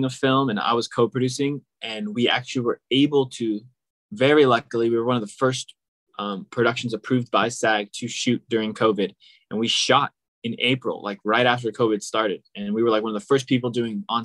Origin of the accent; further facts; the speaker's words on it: Sacramento, California, United States; also born or lived in Palo Alto; now in Los Angeles, United States; I was actually born and raised in Sacramento. I'm born in Palo Alto, but grew up in Sacramento